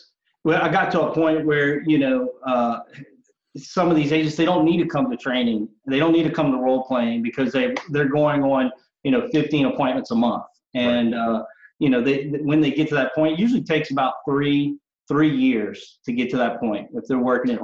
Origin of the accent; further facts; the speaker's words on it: Cajun country, Lafayette, Louisiana, United States; I'm Cajun country. So I know I'm the only Cajun